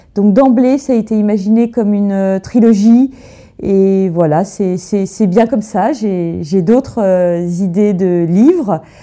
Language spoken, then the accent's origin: French; Burgundy, Bourgogne-Franche-Comté, France; j'ai grandi en Bourgogne, dans une ferme au milieu de la nature.